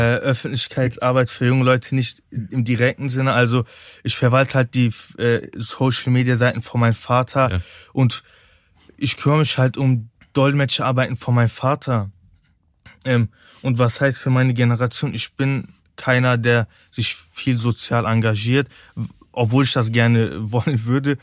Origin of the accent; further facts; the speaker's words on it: Cologne, North Rhine-Westphalia, Germany; Ich bin eine Kölsche Jung, ich bin hier geboren, ich liebe Köln